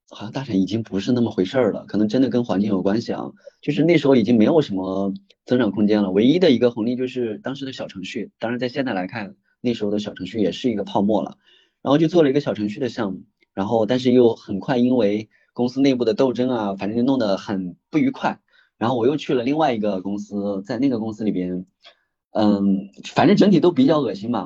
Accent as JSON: {"language": "Chinese", "region": "Shaanxi", "country": "China", "tie": "born or raised there", "also_born_or_lived": "Beijing", "moved": "yes", "lives_now": "Hangzhou, China", "said": "我就是在一九年的时候，一九年那时候我都把我的户口都迁到西安了，我是陕西人，我的户口本来在我家，在我老家农村那边，我都把户口迁到西安，准备在西安买房子，想着说以后去西安买房定居工作"}